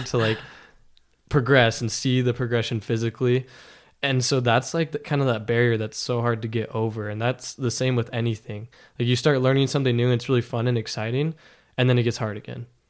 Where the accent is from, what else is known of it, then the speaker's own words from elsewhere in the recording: Las Vegas, Nevada, United States; moved away as an adult; now in Logan, United States; I grew up in Las Vegas